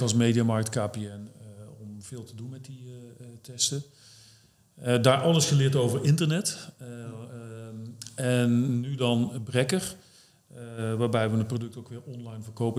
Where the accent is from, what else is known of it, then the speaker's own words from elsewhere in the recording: North Brabant, Netherlands; moved away as an adult; also born or lived in Arnhem; now in Doetinchem, Netherlands; ik kom oorspronkelijk uit Brabant. Ja. Tot eh, bijna 30 gewoond. En toen ben ik hier naartoe verhuisd. Ook in Doetinchem